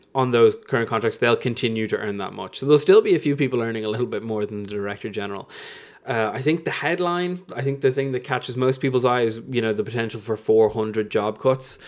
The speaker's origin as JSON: {"language": "English", "area": "Fairhouse", "region": "Leinster", "country": "Ireland", "said": "I'm from Fairhouse"}